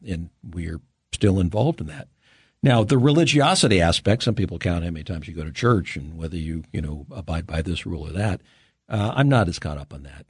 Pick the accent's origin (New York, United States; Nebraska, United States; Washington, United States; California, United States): California, United States; Los Angeles; I grew up in California